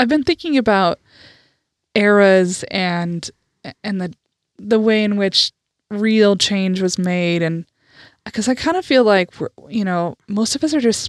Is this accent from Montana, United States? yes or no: yes; Eastern Montana, United States; I grew up in Eastern Montana and not San Francisco or something.